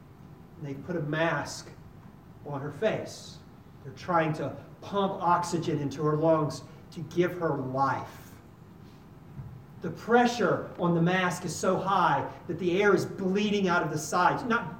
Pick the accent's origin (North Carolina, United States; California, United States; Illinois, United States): North Carolina, United States; I came from North Carolina.